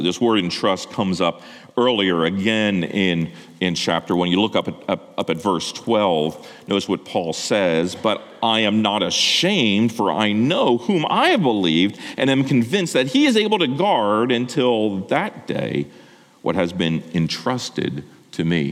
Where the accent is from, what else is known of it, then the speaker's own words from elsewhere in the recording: Lancaster County, Pennsylvania, United States; I grew up in Lancaster County, uh, Amish and Mennonite, who are pacifists.